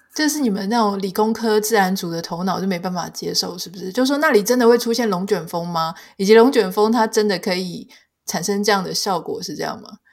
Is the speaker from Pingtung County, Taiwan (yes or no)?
yes; Pingtung County, Taiwan; 因为我可能是自己住过屏东嘛，那我在十八岁以前都是成长在乡下